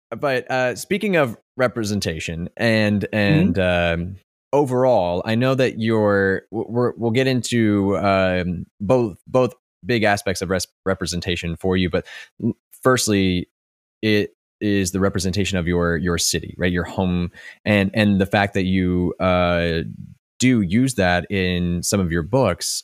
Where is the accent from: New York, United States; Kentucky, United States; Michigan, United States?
Kentucky, United States; moved away; I'm originally from Kentucky